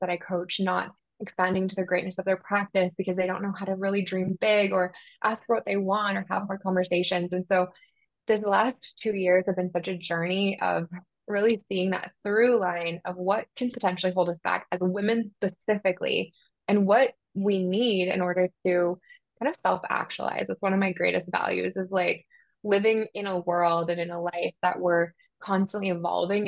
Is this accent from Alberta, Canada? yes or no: yes; Southern Alberta, Canada; moved away as an adult; also born or lived in Bermuda; I grew up in Canada, Southern Alberta